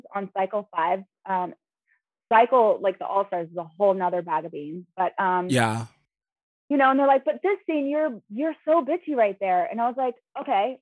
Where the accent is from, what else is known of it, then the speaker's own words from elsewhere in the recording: Los Angeles, California, United States; I come from Los Angeles, Hollywood. I have been going to like 3-4 castings a day in the industry in Hollywood